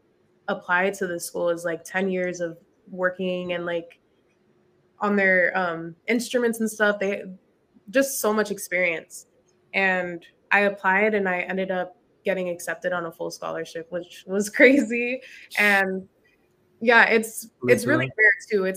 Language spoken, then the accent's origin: English; San Diego, California, United States; I grew up in Southeast